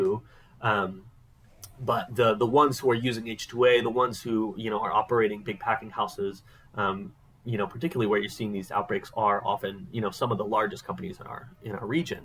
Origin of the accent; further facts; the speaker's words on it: Oakland, California, United States; also born or lived in New York City / Ventura; I was born in New York City. Spent a lot of my early childhood in the Bay Area, in Oakland specifically.